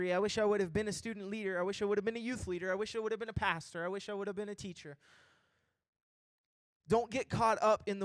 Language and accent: English; Kentucky, United States; I'm from Kentucky, and I'm a rapper